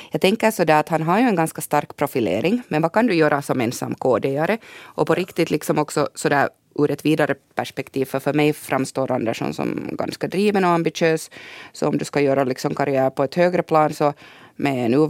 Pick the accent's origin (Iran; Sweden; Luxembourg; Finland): Finland; Hanko, Uusimaa; jag är från Hangö